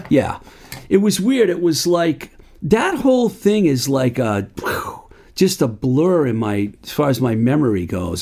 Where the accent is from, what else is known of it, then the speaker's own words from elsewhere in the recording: Worcester County, Massachusetts, United States; Where I grew up out in Worcester County